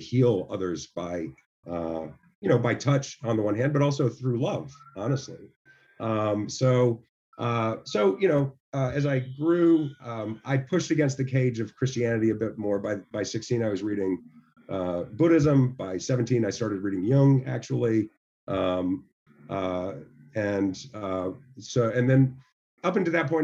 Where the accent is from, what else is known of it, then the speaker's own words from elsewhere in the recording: the South, United States; I come from the South, and so I had to navigate a lot of the evangelical kind of thought process